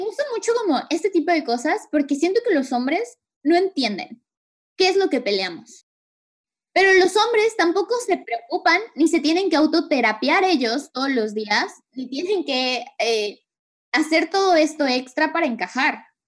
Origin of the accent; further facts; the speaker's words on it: Mexico; now in Canada; nuestra cultura como mexicanos